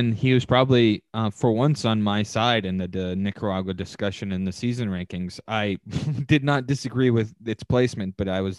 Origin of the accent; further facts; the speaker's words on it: Oakville, Ontario, Canada; James and I grew up together in in Oakville.